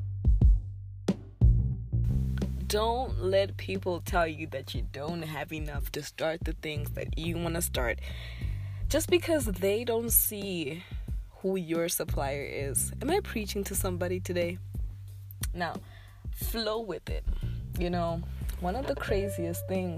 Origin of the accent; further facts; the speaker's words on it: Zimbabwe; I am from Zimbabwe